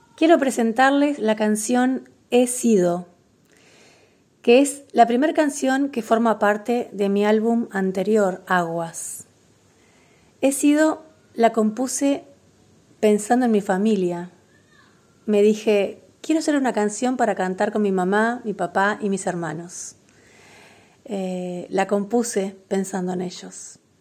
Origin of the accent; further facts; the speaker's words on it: Concordia, Entre Ríos, Argentina; moved away as an adult; also born or lived in Paraná, Argentina / Buenos Aires, Argentina; now in Bello Horizonte, Uruguay; soy nacida en Paraná, pero viví toda mi infancia en Concordia y también mi adolescencia